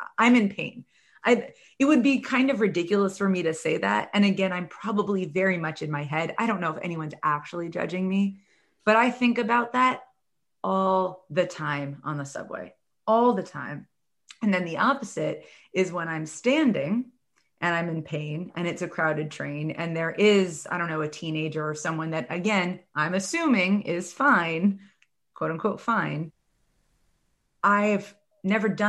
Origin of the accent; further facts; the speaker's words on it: New York City, New York, United States; I'm from New York City. I spent like the last decade in New York City